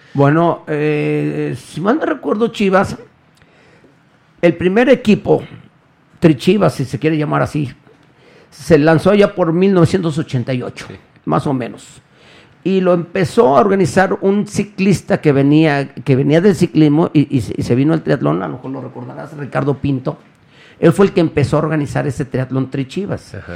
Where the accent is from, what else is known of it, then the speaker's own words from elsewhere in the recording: Guadalajara, Jalisco, Mexico; Aquí nací y aquí soy, soy del barrio de San Juan de Dios